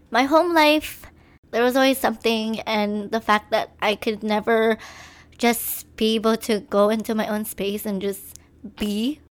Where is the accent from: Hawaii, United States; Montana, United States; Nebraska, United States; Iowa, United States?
Hawaii, United States; Maui; also born or lived in Philippines; I was born in the Philippines, and my family and I moved to Hawaii on the island of Maui. I basically grew up here. Hawaii has always been my home.